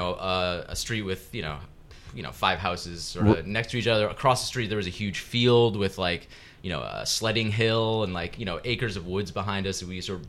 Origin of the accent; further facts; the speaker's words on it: Brentwood, New Hampshire, United States; moved away; I am indeed from the Granite State, New Hampshire.